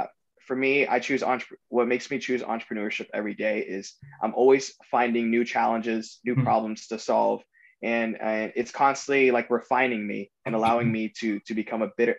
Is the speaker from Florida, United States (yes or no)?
yes; South Florida, United States; I grew up in South Florida